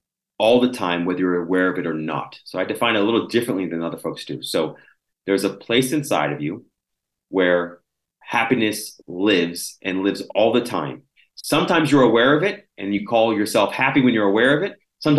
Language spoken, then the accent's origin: English; Washington, Pennsylvania, United States; In a place called Little Washington, Washington, Pennsylvania.